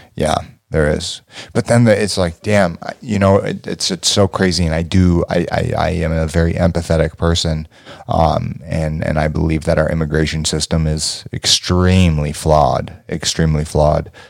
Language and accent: English; Los Angeles, California, United States; me growing up in California, Los Angeles